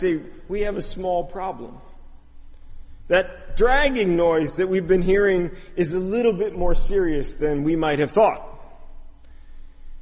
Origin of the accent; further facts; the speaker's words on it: Chicago, Illinois, United States; I'm from the Chicago area